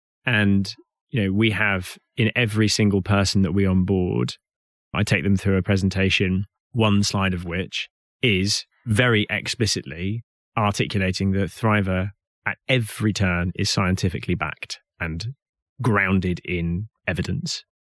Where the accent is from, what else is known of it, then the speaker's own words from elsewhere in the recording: Hout Bay, Western Cape, South Africa; Not that my accent betrays it, but I am actually South African by origin. And I was born and raised in Hout Bay, which is just around the corner from Cape Town.